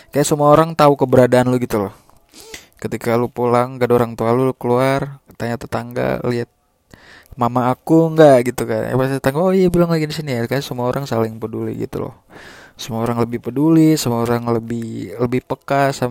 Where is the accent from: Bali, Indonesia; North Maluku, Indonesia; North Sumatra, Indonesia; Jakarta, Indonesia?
North Maluku, Indonesia; Ternate; now in Bandung, Indonesia; btw gue asli Maluku Ternate uh, nyokap buka gue dua-duanya asli sana terus nggak tahu kenapa gue bisa terdampar di Bandung ini